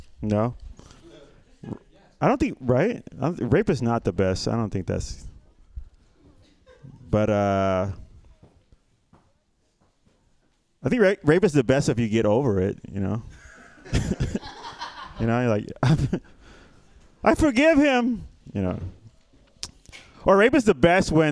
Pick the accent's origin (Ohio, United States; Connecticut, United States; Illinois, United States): Illinois, United States; Chicago; I'm from Chicago